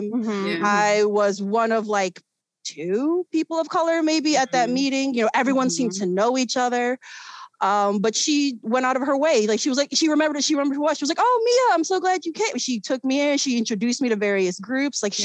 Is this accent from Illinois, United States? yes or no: yes; Chicago, Illinois, United States; also born or lived in South Korea; I was born and raised in Chicago. I grew up in a neighborhood known as Hermosa